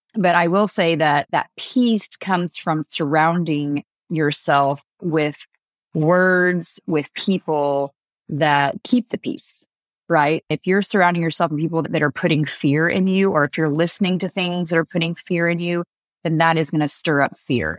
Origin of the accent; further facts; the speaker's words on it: France; moved away; I grew up in France